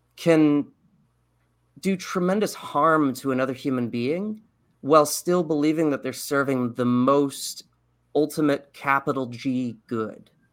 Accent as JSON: {"language": "English", "region": "Texas", "country": "United States", "tie": "born or raised there", "said": "I grew up in Texas, like, in the proverbial buckle of the Bible Belt"}